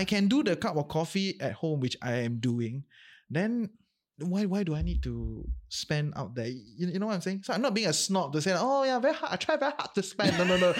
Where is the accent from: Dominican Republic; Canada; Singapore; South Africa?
Singapore; now in Malaysia; maybe I'm a Singaporean still, ah, at heart